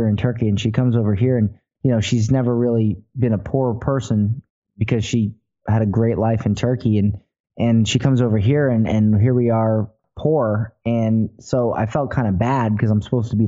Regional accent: Florida, United States; I was born in Florida

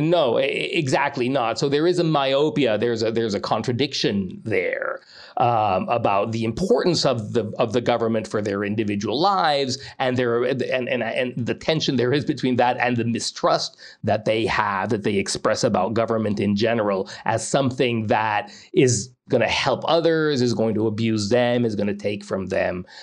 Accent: Mexico; moved away as an adult; now in United States; I grew up most of my childhood in Mexico all the way through university

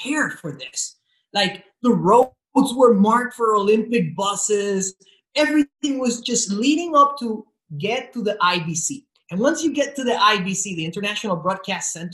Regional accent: Puerto Rico; English is a second language; I was born and raised in Puerto Rico. I come from a town that has more cows than people

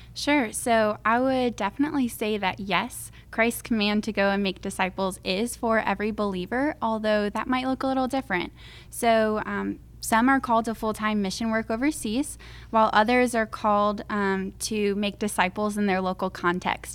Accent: Crystal River, Florida, United States; I'm from Crystal River, Florida

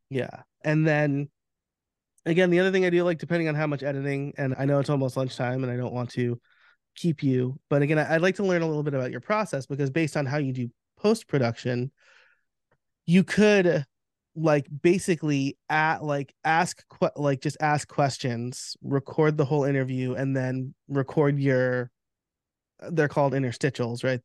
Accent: New York, United States; I'm from New York, so, like, we're just very candid and direct

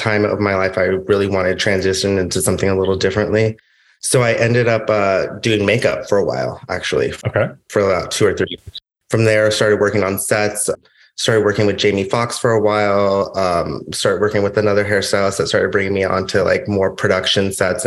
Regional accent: Los Angeles, California, United States; I grew up in LA, I grew up in the Valley

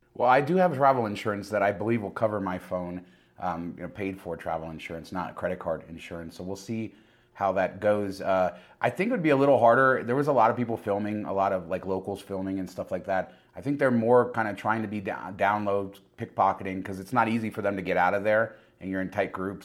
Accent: Las Vegas, Nevada, United States; I'm from Las Vegas

